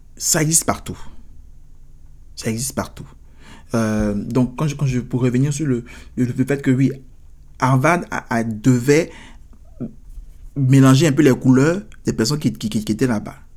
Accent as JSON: {"language": "French", "country": "Côte d’Ivoire", "moved": "yes", "lives_now": "United States", "said": "chez nous, en Côte d'Ivoire"}